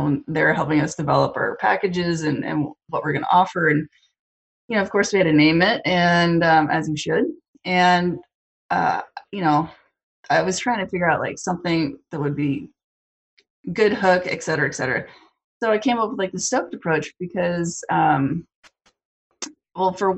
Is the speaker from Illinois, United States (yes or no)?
no; Whitefish, Montana, United States; moved away as an adult; also born or lived in Seattle; I was born and raised in Whitefish.